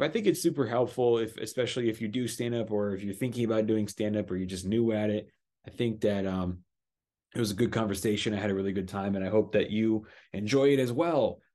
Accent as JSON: {"language": "English", "town": "Los Angeles", "region": "California", "country": "United States", "tie": "born or raised there", "said": "I was raised in Los Angeles, California"}